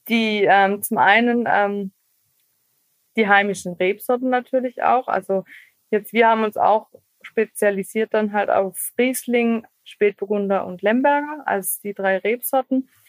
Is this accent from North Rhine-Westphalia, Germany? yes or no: no; Hessigheim, Baden-Württemberg, Germany; dann haben wir gesagt, wir machen ein eigenes Weingut und das liegt äh, in Hessigheim, also das ist mein